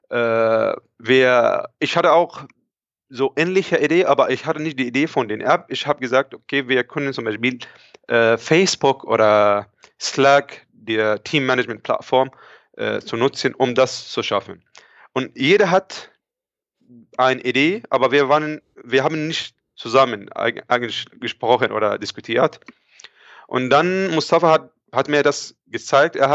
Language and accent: German; Egypt; moved away as an adult; now in Germany; Okay, also ich bin da, ich komme eigentlich aus Ägypten ursprünglich. Ich bin hier in Deutschland seit schon etwa ja, fünf Jahren.